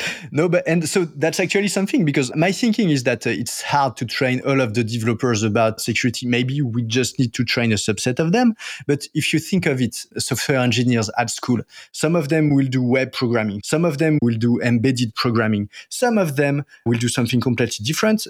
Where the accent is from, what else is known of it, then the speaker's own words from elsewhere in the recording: France; accent: French; English is a second language; my French accent